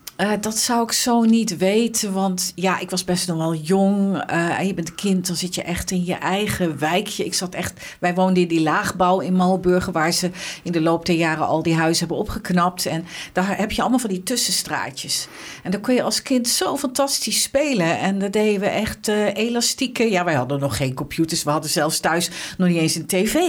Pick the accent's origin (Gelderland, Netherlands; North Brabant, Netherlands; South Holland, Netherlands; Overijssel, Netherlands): Gelderland, Netherlands; Arnhem; also born or lived in western Netherlands; ik, ik, ben geboren in Arnhem. Ehm, en ik heb als kind in Arnhem-Noord gewoond